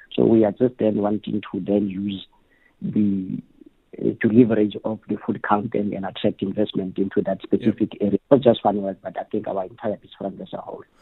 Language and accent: English; Gauteng, South Africa; I'm from Gauteng